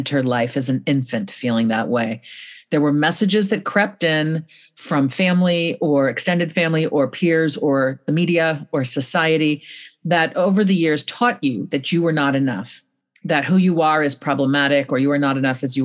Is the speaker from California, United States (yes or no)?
yes; California, United States; I'm a Californian